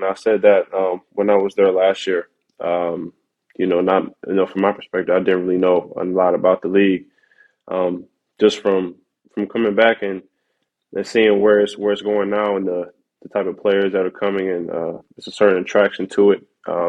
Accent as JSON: {"language": "English", "town": "Cleveland", "region": "Ohio", "country": "United States", "lives_now": "Hamburg, Germany", "said": "Cavs. I'm from Cleveland."}